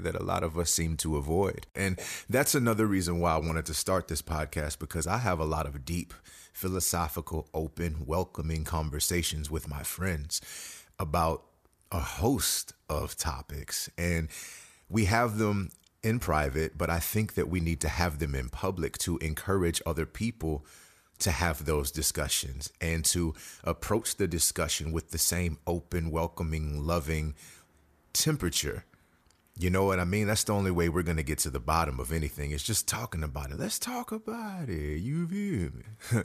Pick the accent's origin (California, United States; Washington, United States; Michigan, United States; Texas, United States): Texas, United States; Houston; I am a native Houstonian, born and bred